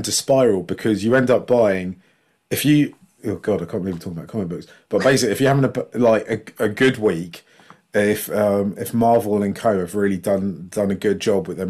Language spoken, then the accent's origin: English; Ealing, London, United Kingdom; I grew up in Ealing